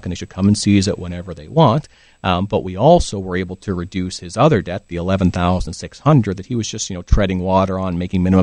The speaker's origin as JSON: {"language": "English", "region": "Ontario", "country": "Canada", "moved": "yes", "lives_now": "British Columbia, Canada", "said": "So I'm originally from Ontario"}